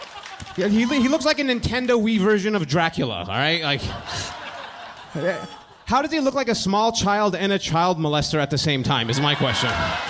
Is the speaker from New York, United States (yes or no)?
no; Tucson, Arizona, United States; I'm from Tucson, Arizona.